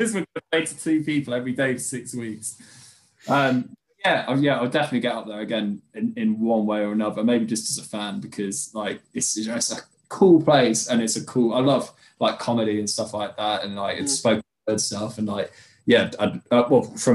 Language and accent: English; Derby, East Midlands, United Kingdom; moved away as an adult; also born or lived in Norwich / Colchester; we're from the Derby in the Midlands, and I'd moved down to Colchester a few years ago.